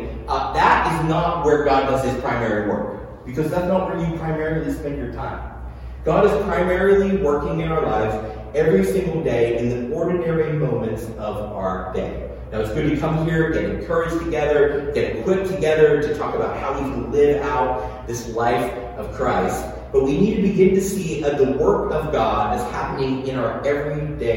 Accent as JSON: {"language": "English", "region": "Tennessee", "country": "United States", "tie": "born or raised there", "also_born_or_lived": "Pittsburgh", "said": "growing up in the South, my family moved down to Pittsburgh when I was a kid, to Tennessee"}